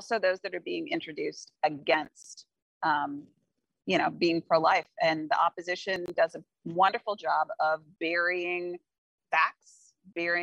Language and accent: English; Kansas City, United States; I'm from Kansas City